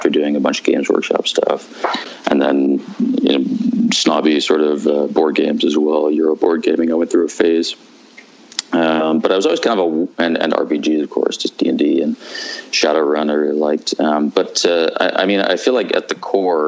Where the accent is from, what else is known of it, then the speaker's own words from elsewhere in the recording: Vancouver, British Columbia, Canada; I grew up in Vancouver. I basically lived here my whole life